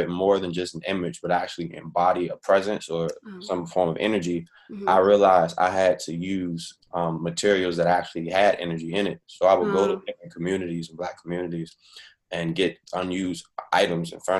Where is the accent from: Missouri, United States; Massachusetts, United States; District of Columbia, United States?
District of Columbia, United States; Washington; moved away as an adult; also born or lived in Chicago / Virginia; I'm Washingtonian, you know, born and raised, fifth generation is deep. But haven't lived in D.C. in a while, actually.